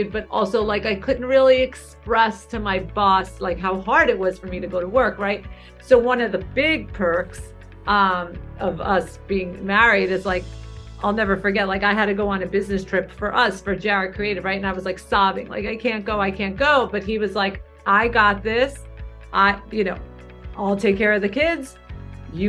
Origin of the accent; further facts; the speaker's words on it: New York City, New York, United States; I grew up in Brooklyn.